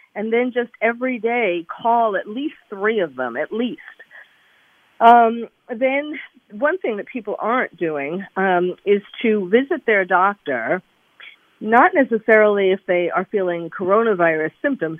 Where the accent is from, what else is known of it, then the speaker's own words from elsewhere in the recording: New York, United States; I'm originally a I'm a New Yorker, born and bred